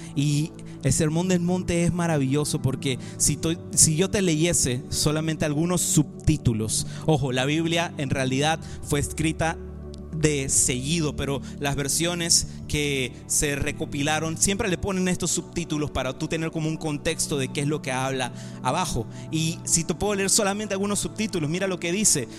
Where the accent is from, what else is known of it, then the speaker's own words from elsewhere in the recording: Panama; Yo soy panameño y también soy español.